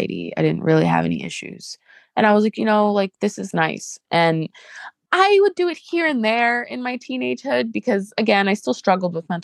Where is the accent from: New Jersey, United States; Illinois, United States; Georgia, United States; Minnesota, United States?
New Jersey, United States; also born or lived in New York City, New York; I grew up in New York City and in New Jersey